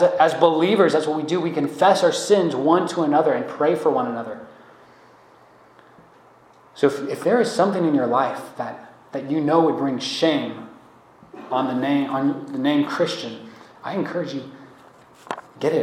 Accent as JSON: {"language": "English", "country": "United States", "said": "as American believers"}